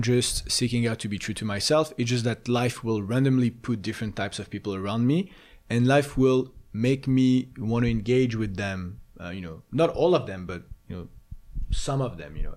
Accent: Paris, Île-de-France, France; moved away; I grew up in Paris

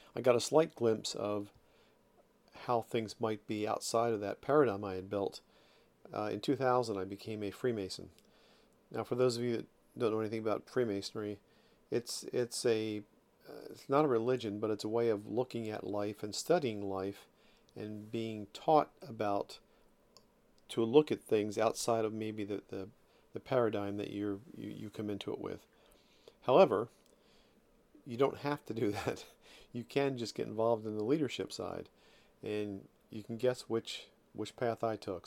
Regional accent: Ocean City, New Jersey, United States; I'm from South Jersey, Ocean City to be specific. And I grew up on the beach there

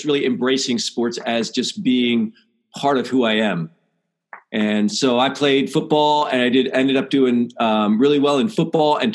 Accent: Pennsylvania, United States; I grew up in Pennsylvania

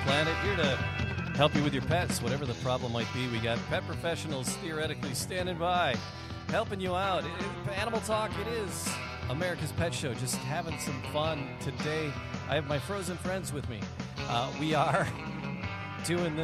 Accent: Detroit, Michigan, United States; I grew up in Detroit in the 80s

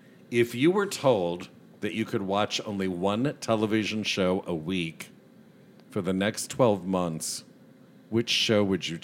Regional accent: DeKalb, Illinois, United States; I was from DeKalb.

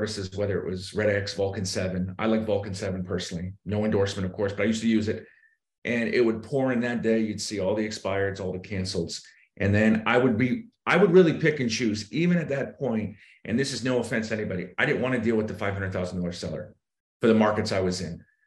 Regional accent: Boston, Massachusetts, United States; moved away as an adult; also born or lived in South Florida; I'm originally from Boston. Grew up there

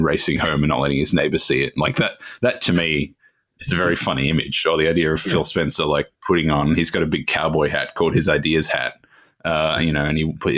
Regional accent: Australia; I'm Australian

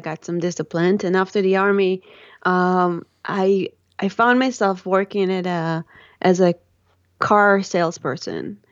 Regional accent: Tel Aviv, Tel Aviv District, Israel; I grew up, um, in the Holy Land of Israel and in the Sin City of Tel Aviv

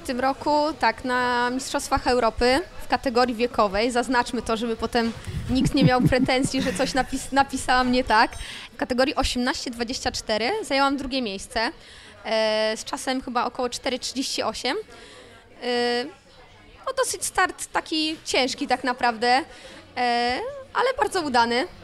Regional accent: Elbląg, Warmian-Masurian Voivodeship, Poland; moved away; ja jestem z Elbląga i e, chodząc do, do szkoły podstawowej numer 16

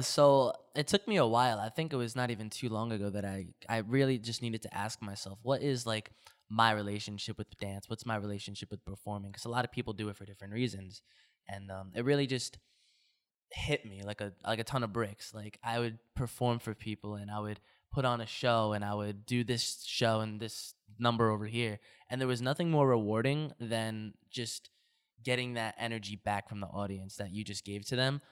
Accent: New Jersey, United States; also born or lived in Toms River, New Jersey; I am a New Jersey, uh, native. I live right over the bridge in Tom's River, New Jersey.

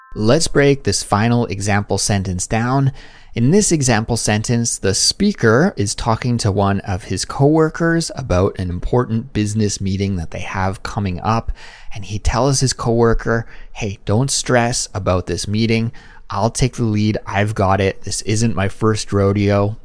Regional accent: Kelowna, British Columbia, Canada; moved away as an adult; also born or lived in Langley, Canada; now in Seoul, South Korea; when we were growing up in Kelowna

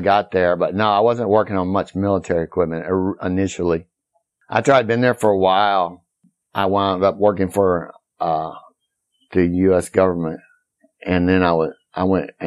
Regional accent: Corpus Christi, Texas, United States; moved away as an adult; also born or lived in Arkansas / Austin, Texas; now in Nicaragua; I grew up in Corpus Christi until I was like 16. And then moved to Arkansas

